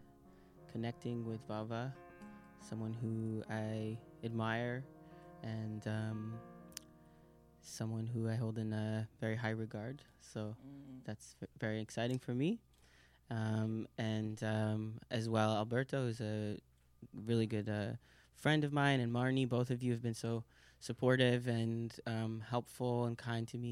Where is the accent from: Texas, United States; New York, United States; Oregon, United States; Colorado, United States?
New York, United States; New York City; now in Rotterdam, Netherlands; I'm from New York City, but I live in Rotterdam at the moment